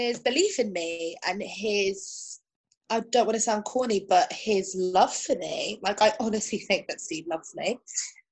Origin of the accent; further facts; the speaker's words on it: London, United Kingdom; English is a second language; I grew up in Kensington and Chelsea.